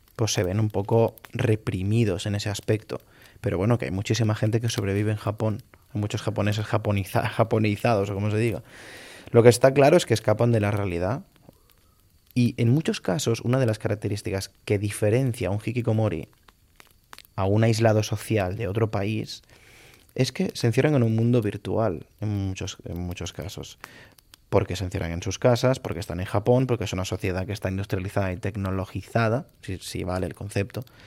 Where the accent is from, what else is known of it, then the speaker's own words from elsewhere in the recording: Galicia, Spain; now in Catalonia, Spain; soy gallego